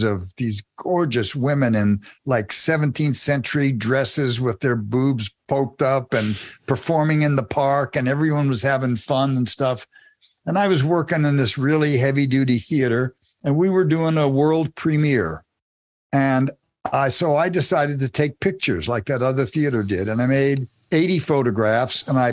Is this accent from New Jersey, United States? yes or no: yes; New Jersey, United States; I grew up in New Jersey, about 30 minutes away from New York